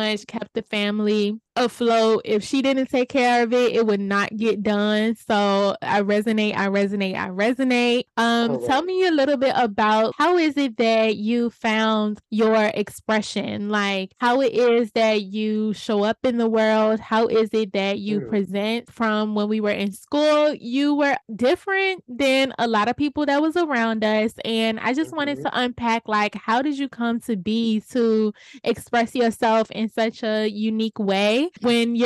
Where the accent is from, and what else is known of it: Richmond, Virginia, United States